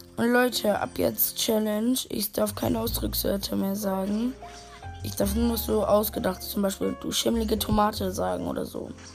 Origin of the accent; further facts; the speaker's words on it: Germany; ich komme aus Deutschland